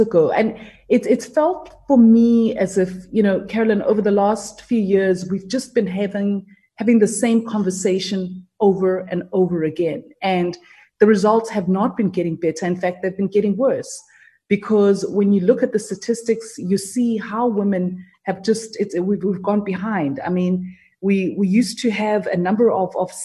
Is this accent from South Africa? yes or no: yes; South Africa; I was from South Africa